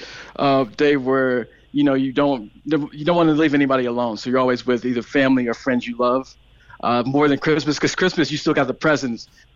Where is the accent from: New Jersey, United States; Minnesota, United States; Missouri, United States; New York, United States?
Missouri, United States; St. Louis; born or raised there; accent: American; moved away as an adult; also born or lived in Knoxville, Tennessee / San Francisco, California; now in Cork, Ireland